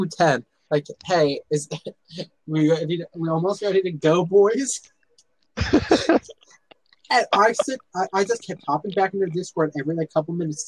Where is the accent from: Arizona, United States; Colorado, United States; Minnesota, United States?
Minnesota, United States; I'm from Minnesota, so, and I'm in the National Guard